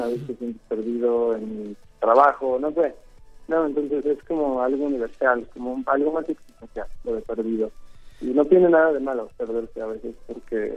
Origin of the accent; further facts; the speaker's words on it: Mexico; now in Los Angeles, United States; Y en México y ya después me fui, a, a Los Ángeles y pues también terminó de crecer ahí un poco